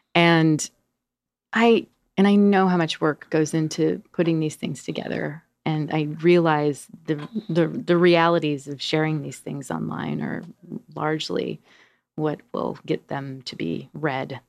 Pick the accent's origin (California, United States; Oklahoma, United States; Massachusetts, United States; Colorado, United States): Colorado, United States; Denver; also born or lived in New York; now in Portland, United States; I was born in Denver, Colorado